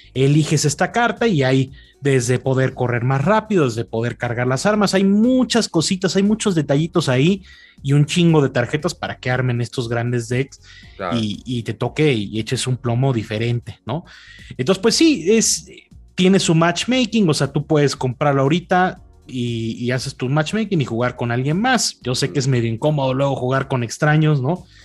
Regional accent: Mexico; tú como mexicano

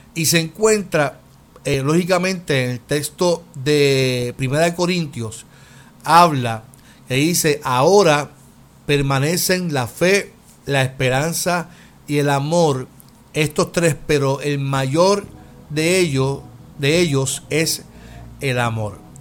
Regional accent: Puerto Rico; como puertorriqueños

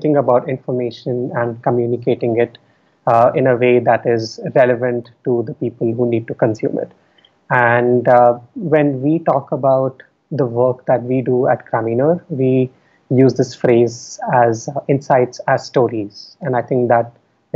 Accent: Delhi, India; moved away; I was born and raised in Delhi. I spent all of my schooling in Delhi.

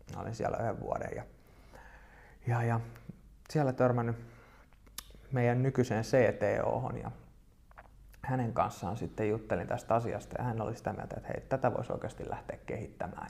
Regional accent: Espoo, Uusimaa, Finland; tuun Espoosta yrittäjäperheestä

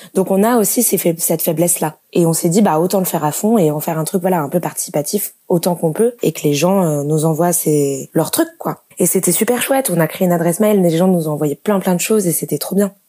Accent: Lyon, Auvergne-Rhône-Alpes, France; moved away as an adult; now in Toulouse, France; je suis de Lyon j'ai déménagé à Toulouse

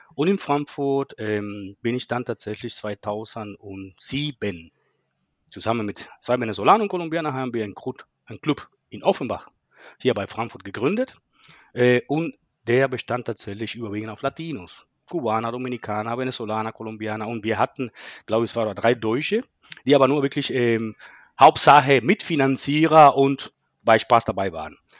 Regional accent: Cuba; German is a second language; moved away as an adult; also born or lived in Berlin; now in Germany; meine Herkunft. Ich komme aus Kuba

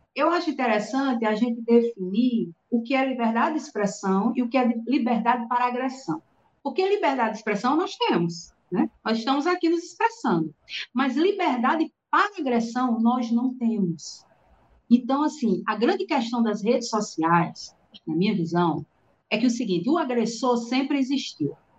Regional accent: Natal, Rio Grande do Norte, Brazil; eu sou aqui de Natal, Rio Grande do Norte

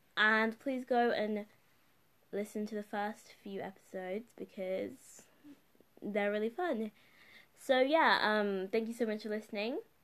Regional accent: United Kingdom; the country where I'm growing up in and living in and living in was a colonizer

